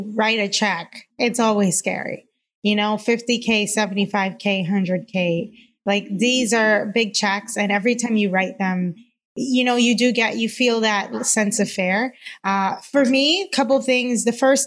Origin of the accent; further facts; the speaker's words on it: Cayman Islands; moved away as an adult; now in United States; I'm originally from the Cayman Islands. I've been in the U.S. now for a little over 10 years.